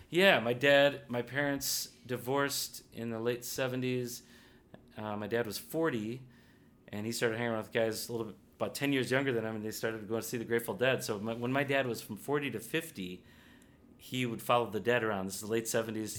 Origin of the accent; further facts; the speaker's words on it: Glenview, Illinois, United States; also born or lived in Evanston, Illinois / New Orleans, Louisiana; I grew up in a North Side suburb called Glenview, Illinois um, just west of Evanston